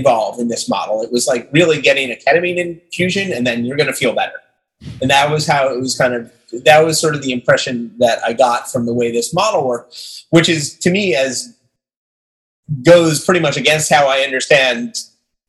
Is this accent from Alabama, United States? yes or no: no; Long Island, New York, United States; I grew up on Long Island as well